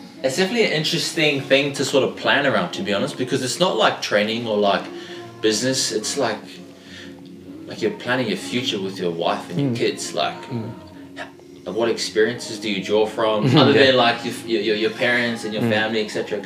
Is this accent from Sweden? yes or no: no; Australia; born or raised there; also born or lived in Auckland, New Zealand